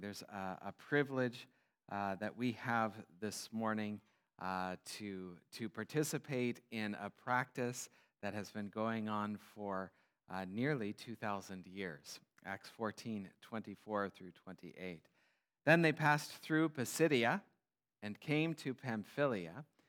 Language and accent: English; United States; moved away as an adult; now in Kenya; an American missionary